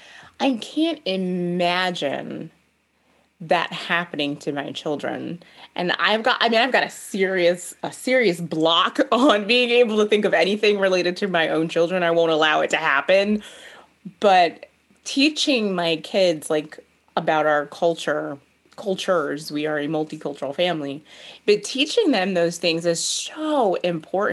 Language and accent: English; United States; I'm an American. I'm a Black American.